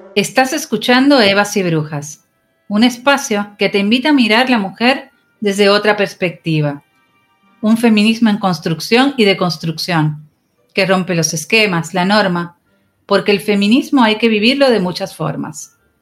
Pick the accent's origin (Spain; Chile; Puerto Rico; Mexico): Puerto Rico; San Juan; now in Argentina; En esta existencia nací en San Juan, Puerto Rico, mi isla bella. Vine a Argentina siendo muy joven.